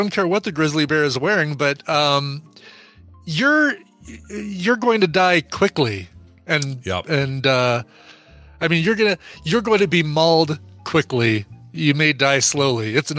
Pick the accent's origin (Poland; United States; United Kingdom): United Kingdom; Good luck. I'm British.